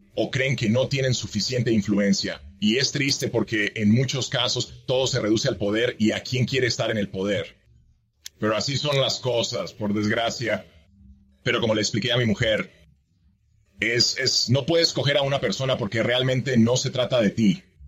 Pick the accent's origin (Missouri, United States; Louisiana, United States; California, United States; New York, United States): Missouri, United States; northeast; also born or lived in Madrid, Spain; now in Knox County, Tennessee, United States; nos mudamos a una zona muy rural del noreste de Missouri